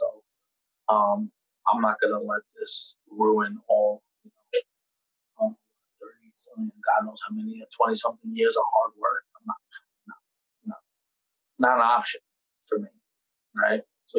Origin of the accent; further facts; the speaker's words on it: New York City, New York, United States; I come from the Bronx.